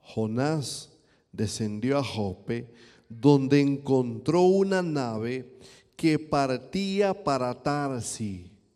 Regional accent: eastern Dominican Republic, Dominican Republic; Yo vengo de un país caribeño, yo vengo de República Dominicana

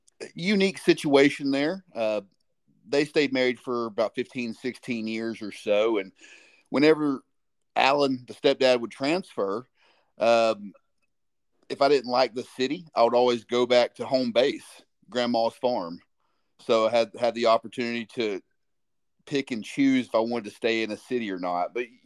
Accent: Alabama, United States; Well, luckily, I had the opportunity to move around a little bit, so Alabama was the home base. And what I noticed was a lot of folks that lived where I lived in Alabama, they didn't get out very much.

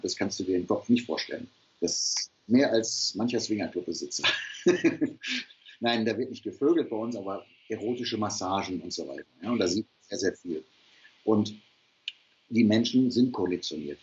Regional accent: Ruhr area, North Rhine-Westphalia, Germany; Ich komme aus dem Ruhrpott

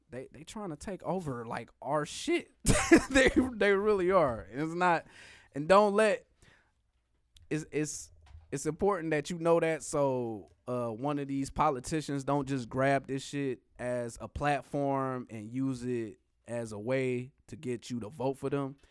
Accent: United States; I'm American.

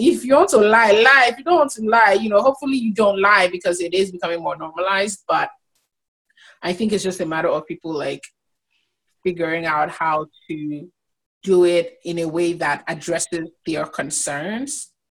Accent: Nigeria; as a Nigerian woman

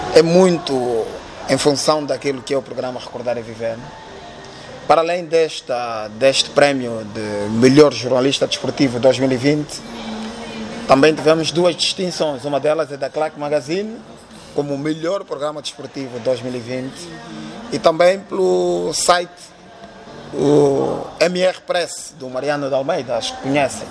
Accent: Luanda, Luanda Province, Angola; Eu nasci no Rangel

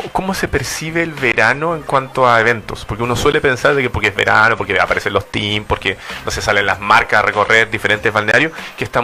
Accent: Temuco, Araucanía, Chile; also born or lived in Valdivia; now in Santiago, Chile; Soy de Temuco.

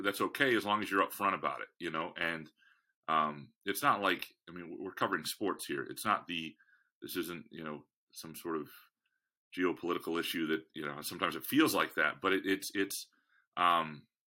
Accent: Lansing, Michigan, United States; also born or lived in Chicago / Freeport / Kalamazoo; I grew up in Lansing

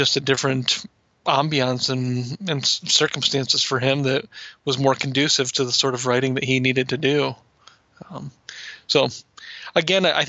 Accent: Iowa, United States; grew up in Iowa

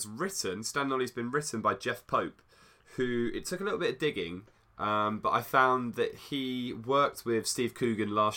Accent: United Kingdom; we're British

